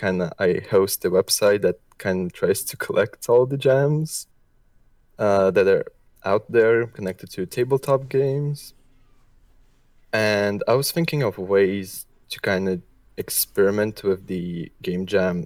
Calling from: Brussels, Brussels-Capital Region, Belgium; I'm calling in from Brussels, Belgium.

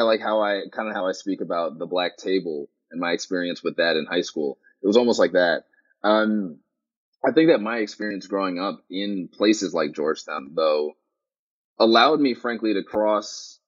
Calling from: Sydney, New South Wales, Australia; I mean, the fact that I'm calling you from Sydney, Australia speaks to one of those advantages.

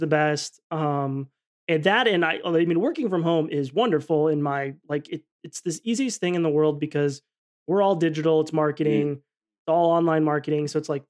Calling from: Scottsdale, Arizona, United States; Oh, yeah, I'm in Arizona, Scottsdale specifically. So the Southwest.

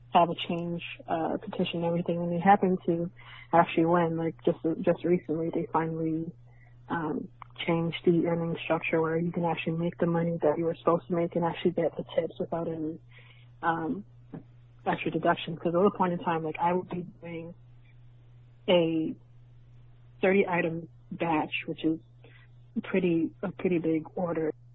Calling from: Canada; I'm calling from Canada

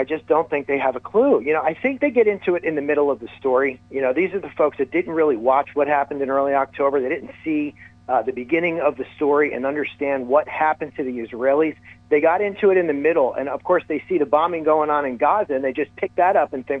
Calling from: New Jersey, United States; You know, I'm a fan of the show, so I'm listening here from New Jersey.

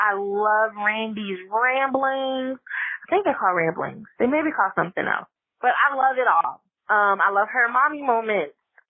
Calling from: Lexington, South Carolina, United States; I am calling from Lexington, South Carolina.

